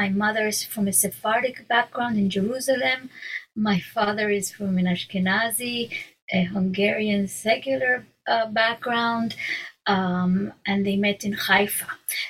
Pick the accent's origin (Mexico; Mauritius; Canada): Mexico; first language Hebrew; English is a second language; I grew up in Mexico, in a city where there were hardly any Jews. There were a handful of Jews. We had a tiny community, no synagogue. In my home, we spoke Hebrew